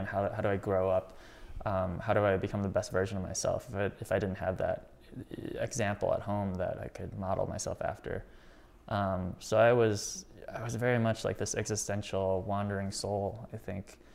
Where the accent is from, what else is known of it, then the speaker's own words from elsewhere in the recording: Rockford, Illinois, United States; I was from Rockford